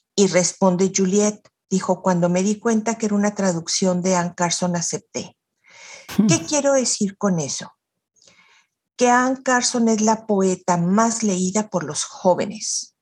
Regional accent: Chihuahua, Mexico; now in Monterrey, Mexico; Yo soy nacida en Chihuahua de inmigrantes libaneses

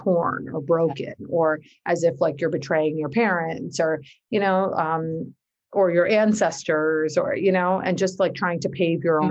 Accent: New Jersey, United States; my parents are from Pakistan and I was born and raised in North Jersey

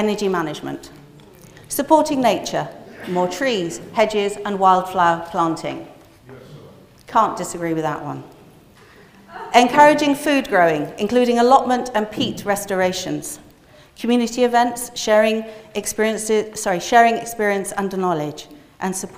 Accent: Glastonbury, South West England, United Kingdom; moved away; I grew up in Glastonbury

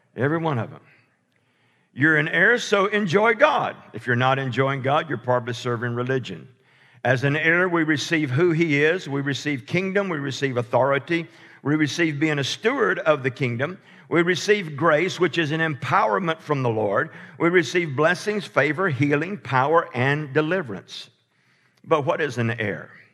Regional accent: Alabama, United States; I'm from Alabama

